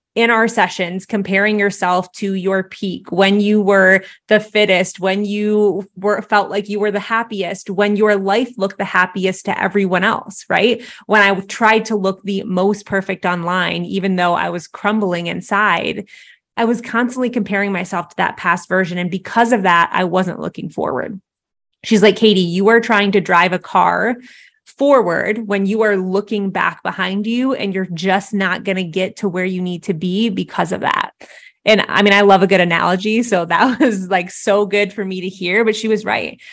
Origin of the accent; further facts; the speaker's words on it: Midwest, United States; I grew up in the Midwest